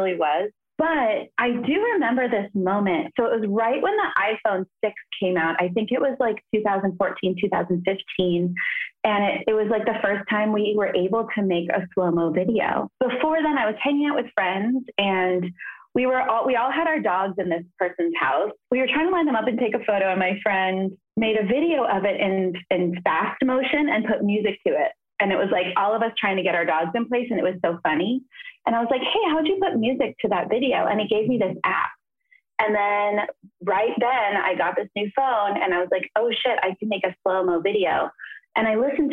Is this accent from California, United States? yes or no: yes; Los Angeles, California, United States; also born or lived in New York; now in Los Angeles, United States; Reseda, where I grew up in the Valley.